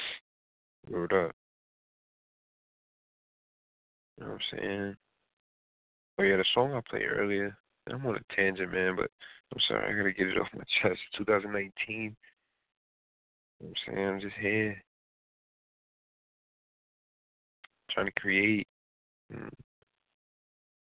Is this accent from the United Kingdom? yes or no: no; New York City, New York, United States; I'm an NY guy, my guy. Yeah, I'm from Queens.